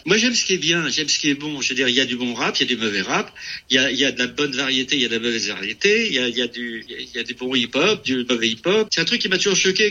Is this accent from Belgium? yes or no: no; France; moved away as an adult; now in California, United States; Je suis né en France, euh, je veux dire, je suis de culture française.